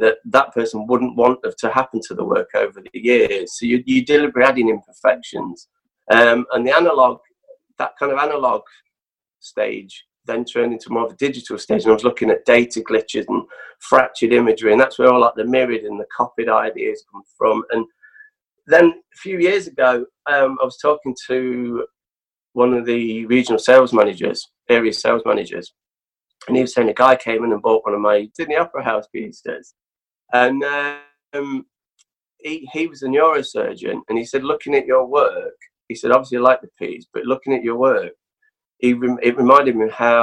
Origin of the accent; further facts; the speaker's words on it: Nottingham, East Midlands, United Kingdom; moved away; growing up in Nottingham